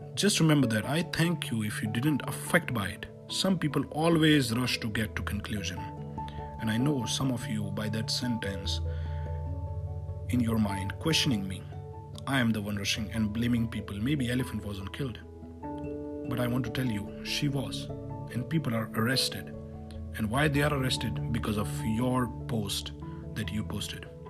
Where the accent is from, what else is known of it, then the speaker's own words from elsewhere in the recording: India; being an Indian